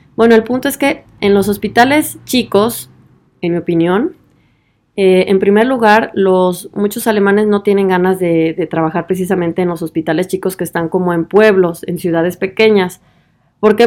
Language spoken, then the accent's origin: Spanish; Guadalajara, Jalisco, Mexico; moved away as an adult; also born or lived in Tübingen / Vienna; now in Germany; de Guadalajara, de donde yo soy